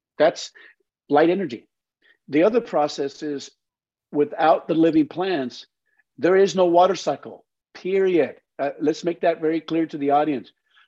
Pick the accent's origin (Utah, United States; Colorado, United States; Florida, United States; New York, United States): Colorado, United States; and I lived in a dry valley. Look, and I growing up in the Colorado, that whole area, I know it very well.